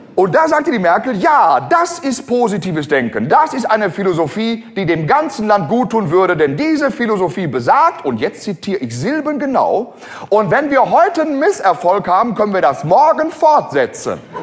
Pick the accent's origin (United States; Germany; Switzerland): Germany; uns als Deutsche